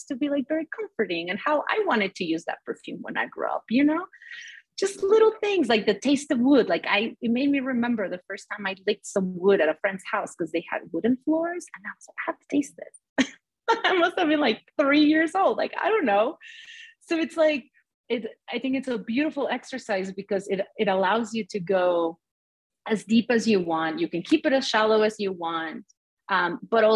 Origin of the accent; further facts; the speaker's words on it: Mexico; now in United States; I grew up in Mexico where our infrastructure is barely there and it works very differently